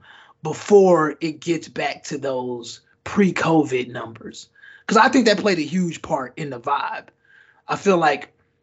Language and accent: English; Nigeria; as being Nigerian